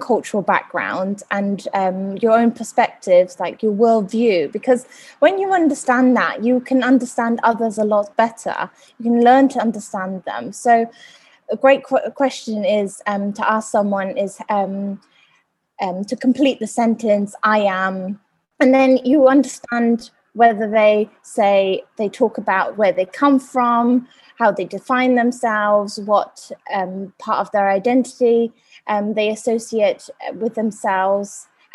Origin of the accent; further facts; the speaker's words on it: United Kingdom; also born or lived in Germany; I moved to the UK when I was about 9. So I grew up bilingual